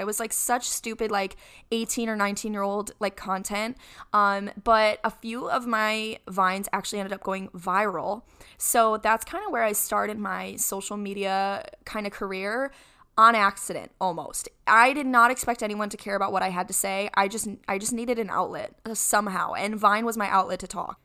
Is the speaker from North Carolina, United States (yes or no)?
no; Rochester, New York, United States; I'm from Rochester, New York. That's where I was born and raised.